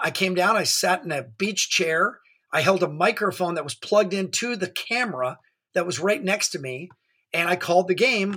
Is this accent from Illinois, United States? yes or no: no; Orange County, California, United States; growing up in Orange County